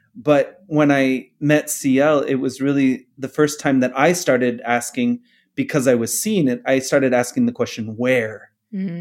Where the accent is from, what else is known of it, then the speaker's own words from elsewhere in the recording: Phoenix, Arizona, United States; I'm from here, grew up here